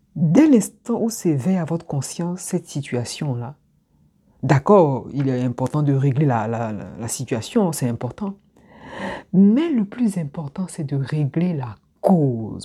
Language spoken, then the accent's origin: French; Abidjan, Côte d’Ivoire; moved away as an adult; moi, je suis originaire d'Abidjan. Je suis partie d'Abidjan, j'avais 21 ans ou 19 ans